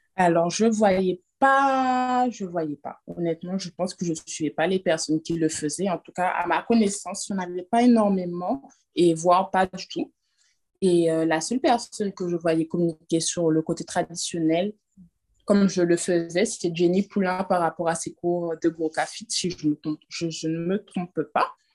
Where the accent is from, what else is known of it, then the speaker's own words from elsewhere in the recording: France; moved away as an adult; now in Guadeloupe; J'ai grandi en France, je suis née en France